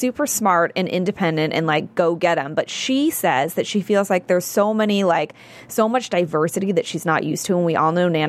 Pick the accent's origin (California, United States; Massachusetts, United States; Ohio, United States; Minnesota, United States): California, United States; San Francisco; now in Los Angeles, United States; I'm from San Francisco. I'm from the Bay Area.